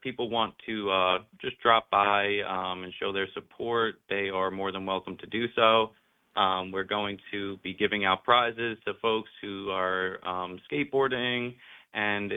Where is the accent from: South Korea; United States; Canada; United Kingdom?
United States; Riverhead, New York; I was born and raised in Riverhead